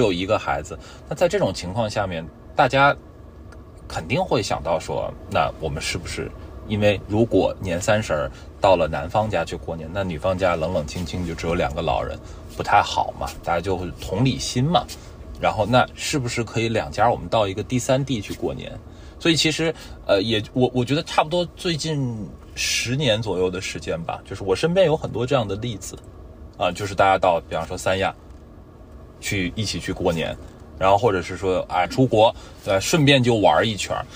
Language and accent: Chinese; Tianjin, China; now in Shanghai, China; 我是天津人